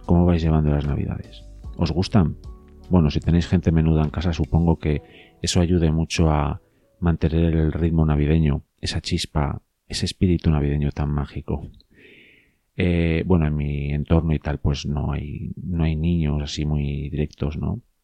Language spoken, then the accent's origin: Spanish; León, Castile and León, Spain; ya sabéis que soy de León. Si no lo sabéis, soy de León. Soy muy de León